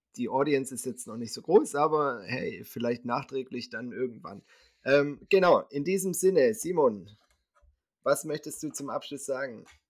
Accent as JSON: {"language": "German", "town": "Winterbach", "region": "Baden-Württemberg", "country": "Germany", "tie": "born or raised there", "said": "hier in meinem Heimatort Winterbach"}